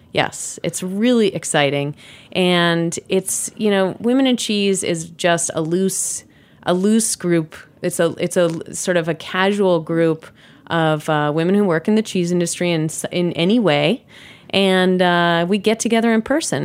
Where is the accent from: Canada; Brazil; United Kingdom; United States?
United States; New York City, New York; also born or lived in Wisconsin; I grew up in New York City